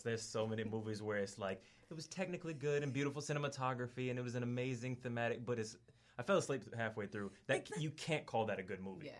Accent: Atlanta, Georgia, United States; moved away as an adult; now in Australia; I'm from Atlanta and I've been here like two years

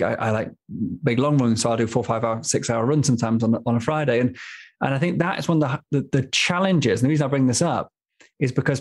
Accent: Manchester, North West England, United Kingdom; now in Stockholm, Sweden; Living, growing up in Manchester, I mean, I was miles from the sea, miles from the mountains

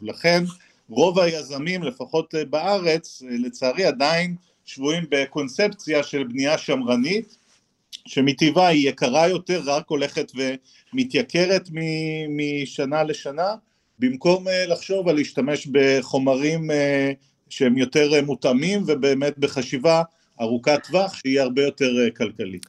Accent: Haifa, Haifa District, Israel; אני אדריכל חיפאי

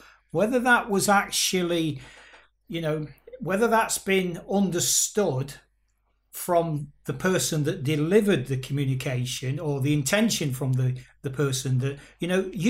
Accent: Nottingham, East Midlands, United Kingdom; my hometown of Nottingham in the United Kingdom

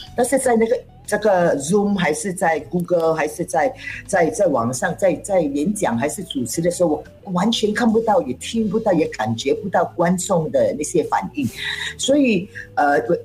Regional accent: Singapore; first language Cantonese; Chinese is a second language; 身为一个新加坡人，其实我们都是，呃，呃，呃，可以做多种语言的，但是我主要呢，我个人在讲我的 first language 是广东，然后 second language 是hokkien，在啊。third language 是english，然后Chinese 是拉斯，所以华语是最后一个语言

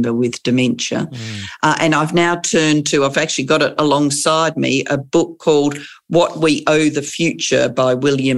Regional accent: Adelaide, South Australia, Australia; also born or lived in London; I grew up in Adelaide. I returned to Adelaide.

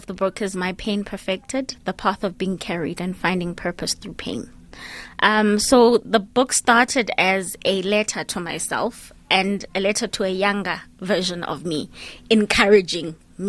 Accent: Grahamstown, Eastern Cape, South Africa; So growing up in Grahamstown, Ekhini, was an interesting kind of roadmap for me, because then I moved around a lot

